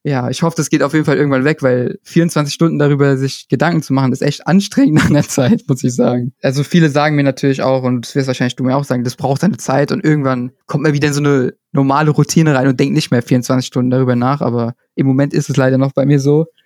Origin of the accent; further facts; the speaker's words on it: Italy; ich komme auch noch aus Italien